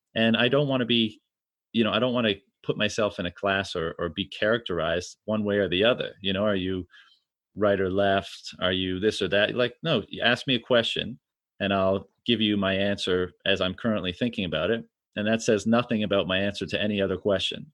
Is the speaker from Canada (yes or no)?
yes; Canada; I'm from Canada